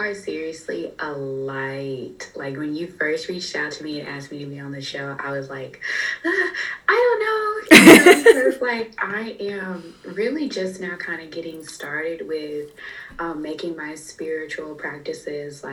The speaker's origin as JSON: {"language": "English", "town": "Fort Worth", "region": "Texas", "country": "United States", "also_born_or_lived": "Orange, California", "moved": "as an adult", "said": "I'm from Fort Worth, Texas, and I had moved away from home to Orange, California, going to school out there"}